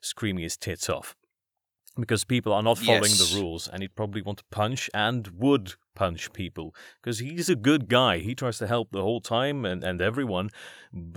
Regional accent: Belgium; I'm from Belgium

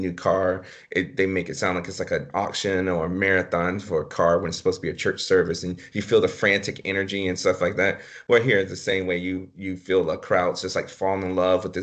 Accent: the South, United States; growing up in the South in the 90s

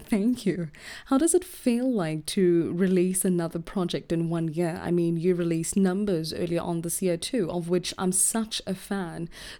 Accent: Gauteng, South Africa; I was born here.

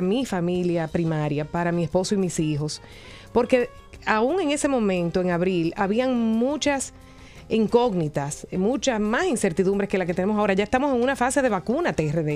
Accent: Dominican Republic; de nuestros dominicanos y dominicanas, de nuestros capitaleños

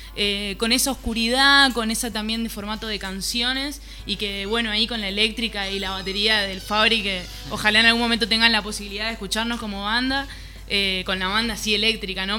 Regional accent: Formosa, Argentina; now in Buenos Aires, Argentina; somos de Formosa, vivimos hace un tiempo ya en Buenos Aires

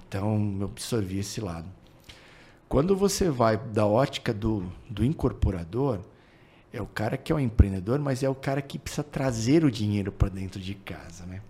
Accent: São Paulo, Brazil; moved away as an adult; also born or lived in Goiânia; nunca saí de São Paulo

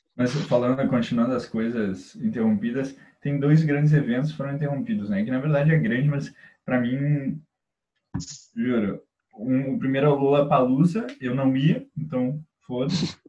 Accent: Porto Alegre, Rio Grande do Sul, Brazil; a gente é de Porto Alegre

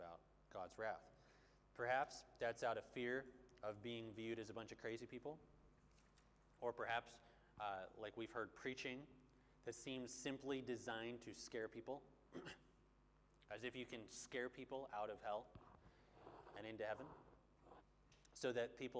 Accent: Bloomington, Minnesota, United States; moved away; Back where I'm from, there's like the biggest mall in America called the Mall of America

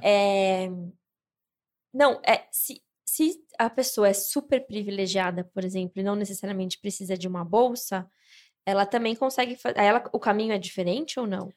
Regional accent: Brazil; a gente vive na mesma cultura, nós somos brasileiros

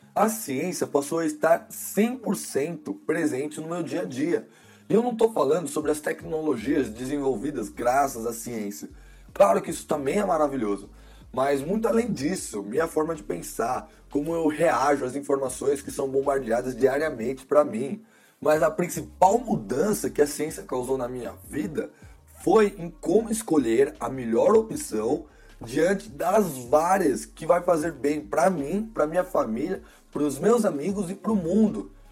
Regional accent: Brazil; Mas eu nasci no Brasil. Então, ironicamente, por eu ter nascido no Brasil, eu sou brasileiro

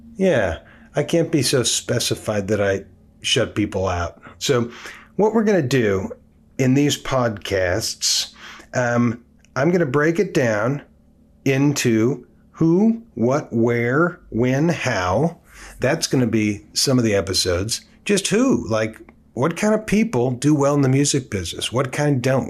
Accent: Oakland, California, United States; I came from the Bay Area, born and raised in Oakland, California

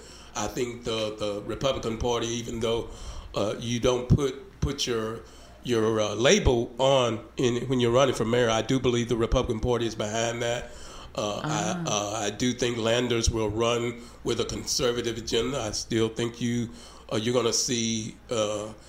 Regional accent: Hope, United States; growing up in Hope, when I turned 18, that was our community

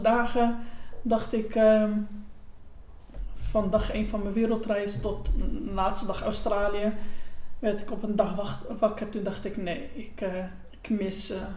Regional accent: Gouda, South Holland, Netherlands; geboren en getogen in Gouda

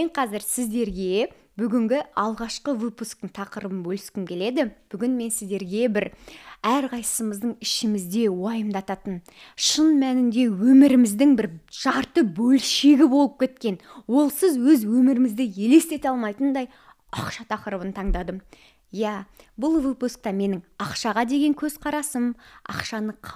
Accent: Lenger, Turkistan Region, Kazakhstan; мен де сіздер секілді қарапайым отбасыданмын кішкентай ленгер деген қаланың тумасымын

